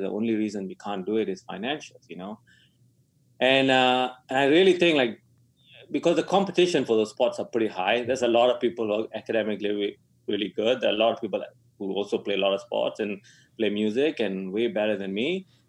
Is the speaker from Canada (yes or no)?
no; Malaysia; moved away; I was born in Malaysia